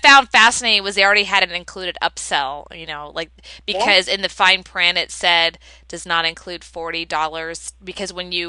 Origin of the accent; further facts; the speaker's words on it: Texas, United States; also born or lived in Florida, United States; Hey, I'm from Florida and Texas my whole life. I've gone back and forth.